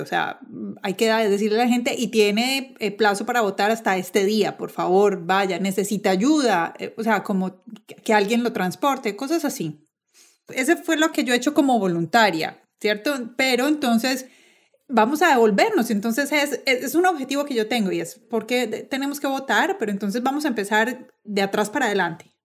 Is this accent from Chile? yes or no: no; Colombia; moved away as an adult; now in United States; yo soy colombiana, llegué a este país hace unos 11 años